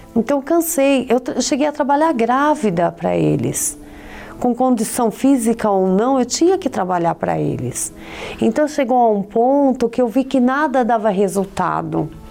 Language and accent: Portuguese; São Paulo, Brazil; eu sou de São Paulo e vim de uma família tradicional.